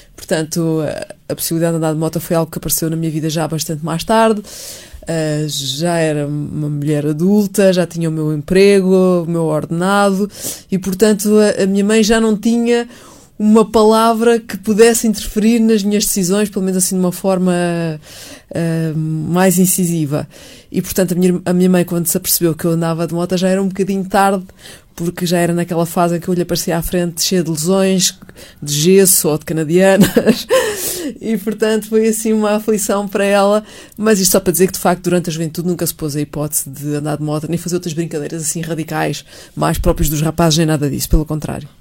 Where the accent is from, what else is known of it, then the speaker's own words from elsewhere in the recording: Montijo, Setúbal, Portugal; moved away as an adult; also born or lived in Lisbon; Eu nasci em Montijo, vivi sempre no Montijo